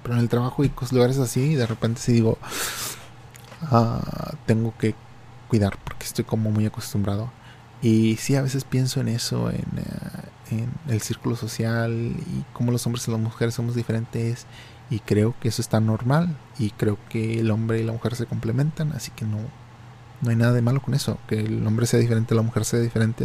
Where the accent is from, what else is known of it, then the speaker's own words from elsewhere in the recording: Mexico; moved away; en mi infancia y en México, porque cuando yo vivía en México